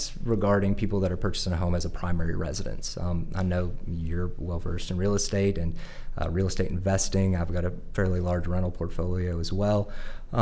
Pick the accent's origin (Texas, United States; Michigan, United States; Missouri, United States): Missouri, United States; St. Louis; moved away as an adult; also born or lived in New Orleans, Louisiana; now in Little Rock, United States; I was born in New Orleans, raised in St. Louis.